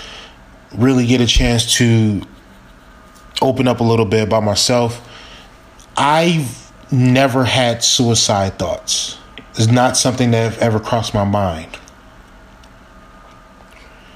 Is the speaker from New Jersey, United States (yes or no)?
no; Milwaukee, Wisconsin, United States; I was born in Milwaukee, Wisconsin, living on 39th Street